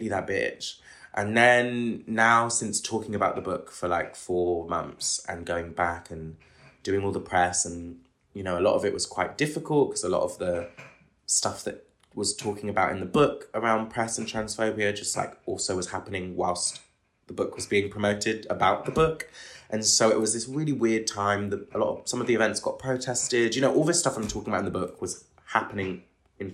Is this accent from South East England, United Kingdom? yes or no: no; Bristol, South West England, United Kingdom; now in London, United Kingdom; my hometown's Bristol. Like, you know, it's not, you know, even though I'm from the outskirts of it